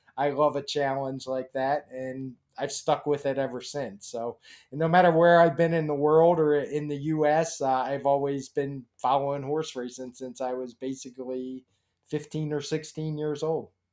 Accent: Baltimore, Maryland, United States; I grew up in Baltimore

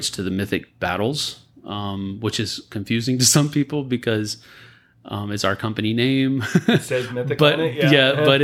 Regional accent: San Antonio, Texas, United States; moved away; I was born and raised here.

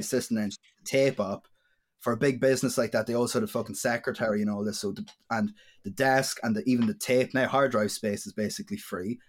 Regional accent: Dundalk, County Louth, Ireland; I'm a musician from Dundalk and County Louth in Ireland.

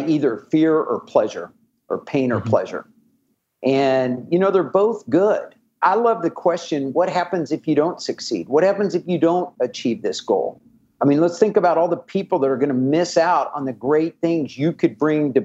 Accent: Kansas City, United States; moved away; I'm from Kansas City originally

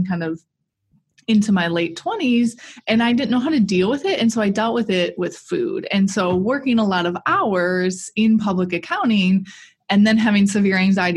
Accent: Milwaukee, Wisconsin, United States; I am from the Milwaukee area, born and raised here

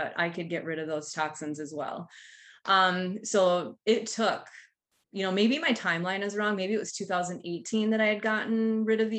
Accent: Duluth, Minnesota, United States; I'm from Duluth, Minnesota

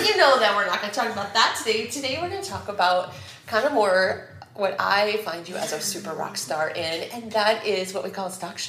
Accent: North Cedar District, Iowa, United States; so we are from the North Cedar District

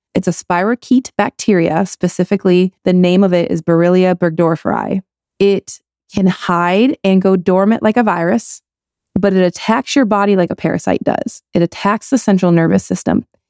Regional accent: Michigan, United States; I grew up in Michigan.

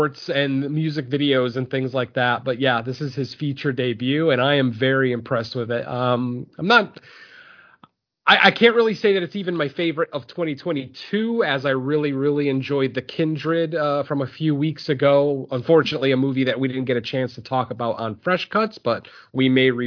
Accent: Spain; Spain, you know, my home country

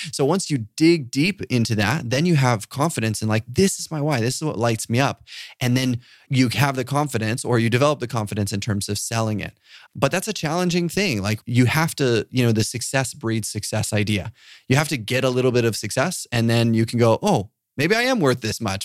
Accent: Papua New Guinea; I grew up in Papua New Guinea

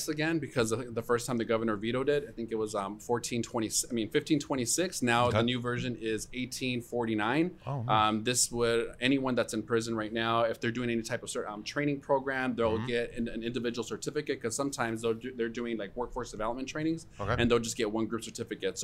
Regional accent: United States; they're just as American as I am, who was born here. To immigrant parents

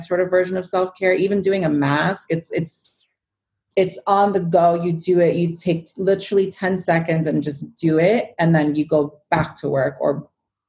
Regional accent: New York City, New York, United States; now in Westchester, United States; growing up in New York and always being in the city as a kid

